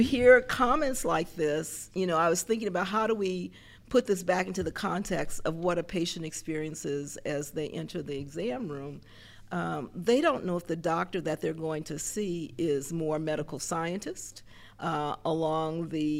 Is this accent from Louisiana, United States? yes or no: yes; New Orleans, Louisiana, United States; I grew up in New Orleans. So I grew up not too far from university section